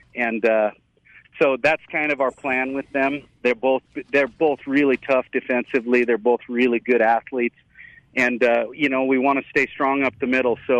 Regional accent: Berthoud, Colorado, United States; back on staff in my hometown

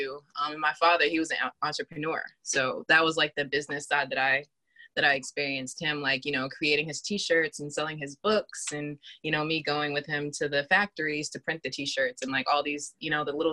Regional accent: Boston, Massachusetts, United States; also born or lived in Randolph, Massachusetts; I grew up in Boston in Dorchester. I actually first started out living in Randolph, and then I moved to Dorchester and I grew up there.

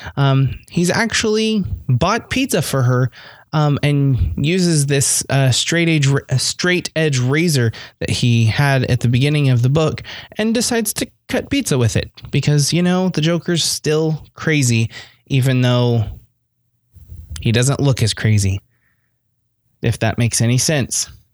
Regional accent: United States; I'm American

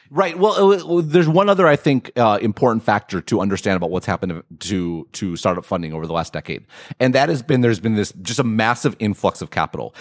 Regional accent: Midwest, United States; I'm from the Midwest

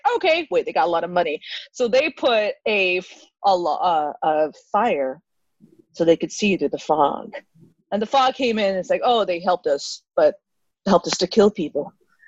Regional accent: California, United States; So we chose this because we are from the Bay Area. We wanted to see some Bay Area films.

